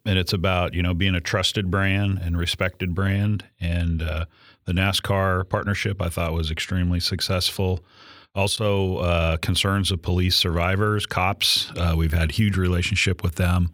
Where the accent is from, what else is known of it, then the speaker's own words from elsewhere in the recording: San Diego, California, United States; my hometown, San Diego